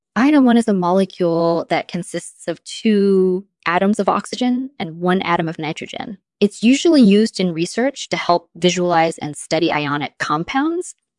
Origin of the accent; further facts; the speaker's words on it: Israel; I grew up in Israel